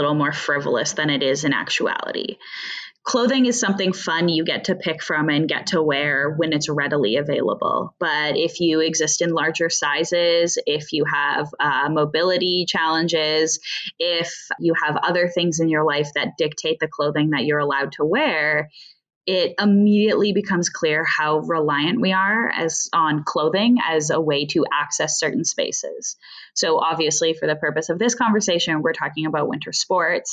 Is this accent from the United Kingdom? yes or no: no; Canada; I grew up in Canada